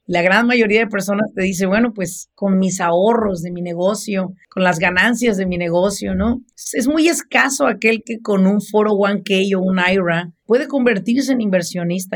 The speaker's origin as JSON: {"language": "Spanish", "town": "Apatzingán", "region": "Michoacán", "country": "Mexico", "tie": "born or raised there", "said": "en nuestro pueblo, de donde yo soy, en Apachingán, Michoacán"}